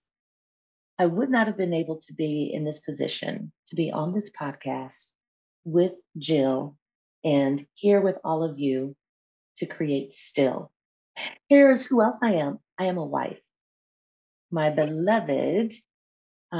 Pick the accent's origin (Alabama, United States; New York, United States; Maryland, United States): New York, United States; Buffalo; moved away; also born or lived in Atlanta, Georgia / Temecula, California; I am here today joining from Buffalo, New York, which is my hometown of birth that I am back in after decades and decades of being away, spending over 25 years of my life in the Atlanta, Georgia area, and then about 5 years of my life in Southern California in Temecula.